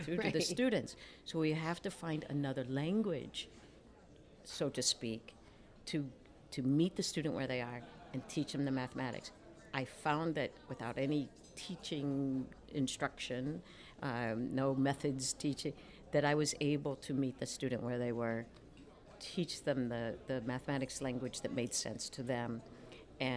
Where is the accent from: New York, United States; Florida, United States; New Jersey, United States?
New Jersey, United States; moved away as an adult; I grew up in South Jersey, went to an inner city high school